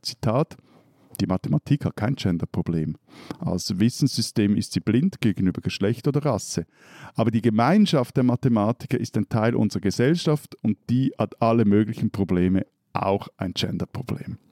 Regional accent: Switzerland

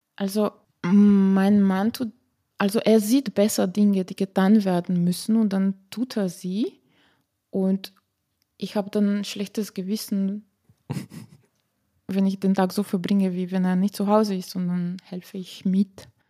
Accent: Slovenia; accent: Slavic; German is a second language; moved away as an adult; also born or lived in Vienna, Austria; now in Wolfsthal, Austria; bei uns in Slowenien

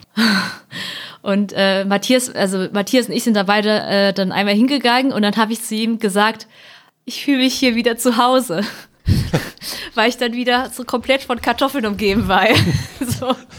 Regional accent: Hemsbach, Baden-Württemberg, Germany; first language German; also born or lived in Heppenheim, Hesse; ich bin halt in Südhessen geboren und in Nordbaden-Württemberg aufgewachsen

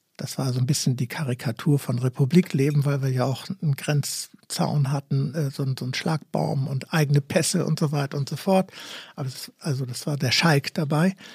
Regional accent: Gorleben, Lower Saxony, Germany; bei uns in Gorleben

